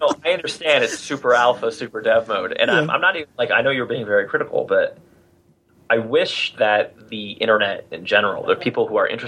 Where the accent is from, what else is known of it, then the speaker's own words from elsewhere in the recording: New Jersey, United States; I'm from New Jersey.